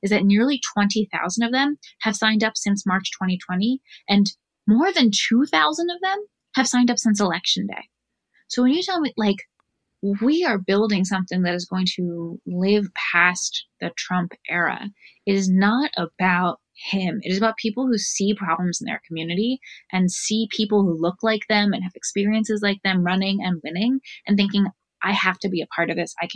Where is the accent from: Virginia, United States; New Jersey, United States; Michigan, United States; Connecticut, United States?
Virginia, United States; Fairfax; I grew up in Fairfax and always cared about politics